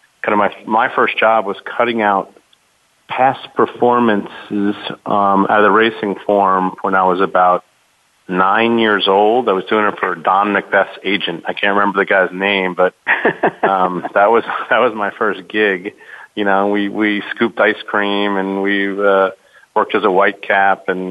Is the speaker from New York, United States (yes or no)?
yes; Huntington, New York, United States; I grew up in Huntington, Long Island, which is a bedroom community of New York